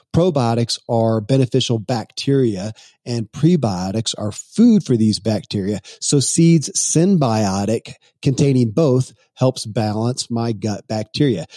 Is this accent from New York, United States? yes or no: no; Kentucky, United States; born or raised there